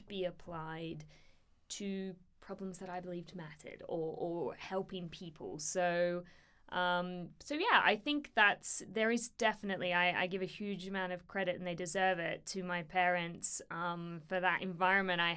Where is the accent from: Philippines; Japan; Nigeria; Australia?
Australia; moved away as an adult; also born or lived in India; now in United Kingdom; born and bred in Australia, but have lived in the United Kingdom here for the past nearly 7 years